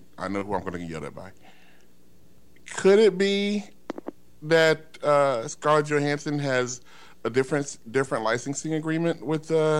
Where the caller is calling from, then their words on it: Glendale, United States; I'm calling from Glendale.